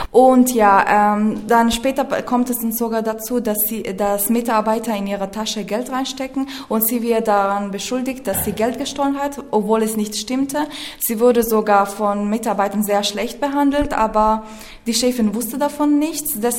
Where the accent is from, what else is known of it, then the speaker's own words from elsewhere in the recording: Afghanistan; German is a second language; now in Austria; ich komme aus Afghanistan, ich bin seit vier Jahren in Österreich.